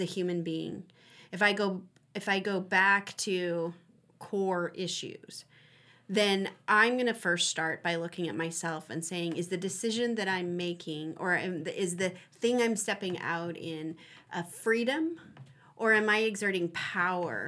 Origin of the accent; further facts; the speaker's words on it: United States; here in America, I I, I have an understanding as an American